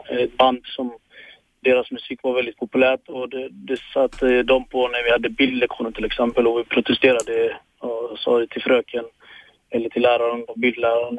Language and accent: Swedish; Sweden; also born or lived in Eritrea; Jag växte upp i en liten ort i Småland.